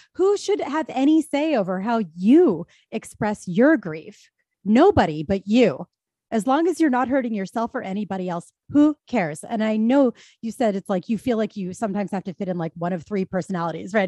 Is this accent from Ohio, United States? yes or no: no; Philadelphia, Pennsylvania, United States; I'm from Philadelphia